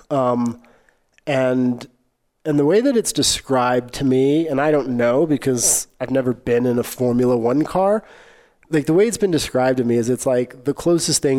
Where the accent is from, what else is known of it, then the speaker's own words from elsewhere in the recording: Arkansas, United States; I grew up in Arkansas.